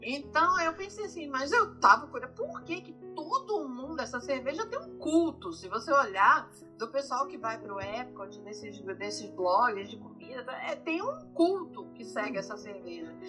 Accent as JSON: {"language": "Portuguese", "country": "Brazil", "moved": "yes", "lives_now": "United States", "said": "nós somos originalmente do Brasil, nós viemos do Brasil"}